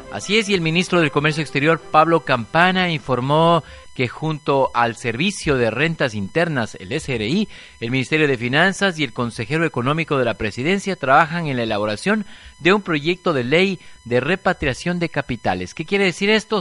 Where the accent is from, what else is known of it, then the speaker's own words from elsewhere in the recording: Ecuador; nosotros también como ciudadanos ecuatorianos